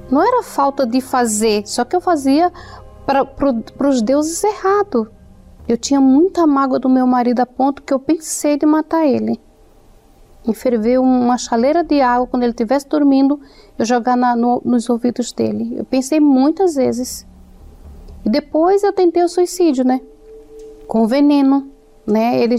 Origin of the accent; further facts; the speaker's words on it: Alagoas, Brazil; é... eu trabalho como personal organizer. Eu vim de Alagoas, né?